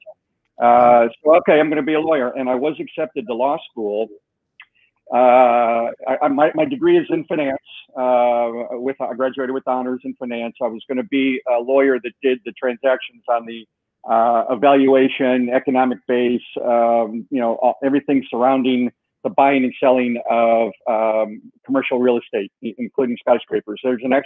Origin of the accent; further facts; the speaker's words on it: Chicago, Illinois, United States; moved away; I was born and raised in Chicago, blue-collar family, lived above taverns